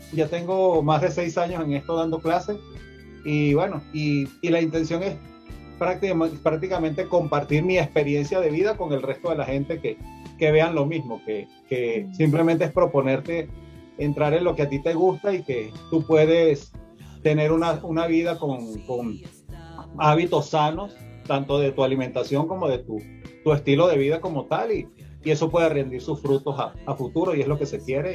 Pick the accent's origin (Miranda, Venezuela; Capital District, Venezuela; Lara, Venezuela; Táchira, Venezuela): Capital District, Venezuela; Caracas; moved away as an adult; now in Mexico City, Mexico; oriundo de Caracas, Venezuela y actualmente habito en, la, en este hermoso país que es como lo es México, mi segunda patria, en la Ciudad de México.